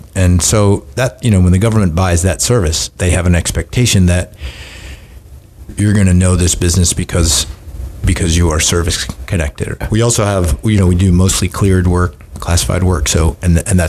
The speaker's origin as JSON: {"language": "English", "region": "Southern California", "country": "United States", "tie": "born or raised there", "said": "I grew up in Southern California"}